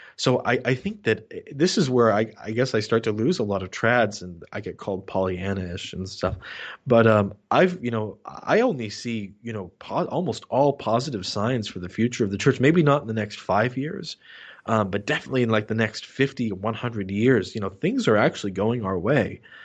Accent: New Hampshire, United States; my hometown, uh, in, in, up here in New Hampshire

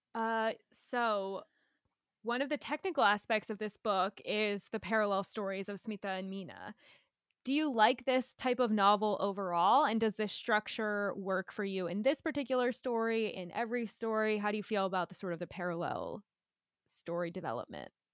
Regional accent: United States; as an American

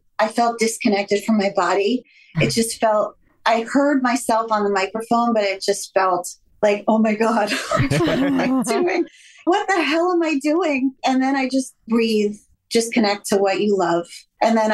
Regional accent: Miami, Florida, United States; moved away; growing up in Miami, I was always in the water

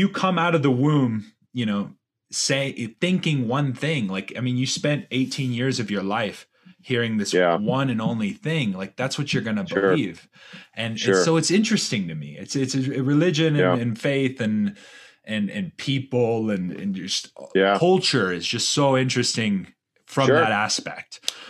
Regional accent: South Carolina, United States; moved away; I grew up in the South. And when I left the South, you know, I was actually like your Bible thumping Southerner

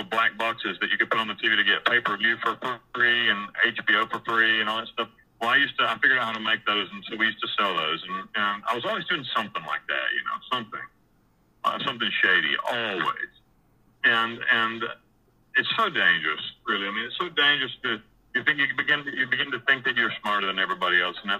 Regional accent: near Asheville, Western North Carolina, United States; moved away as an adult; also born or lived in Costa Rica / Panama; I grew up in Western North Carolina, just outside of the provincial capital of all of Western North Carolina. It's a little town called Asheville.

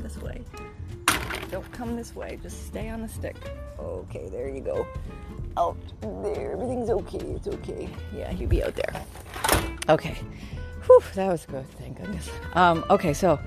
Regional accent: Canada; I'm from Canada

